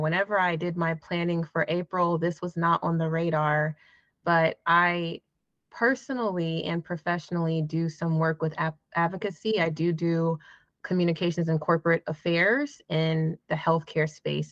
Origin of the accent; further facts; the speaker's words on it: Jacksonville, Florida, United States; now in Atlanta, United States; I am originally from Florida, Jacksonville, but I have spent majority of my life in Atlanta, Georgia, which is where I live now